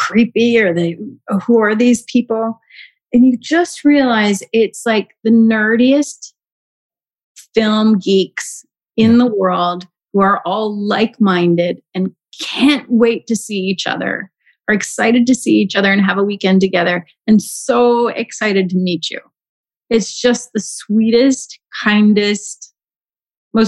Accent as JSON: {"language": "English", "country": "Canada", "said": "I'm Canadian as well."}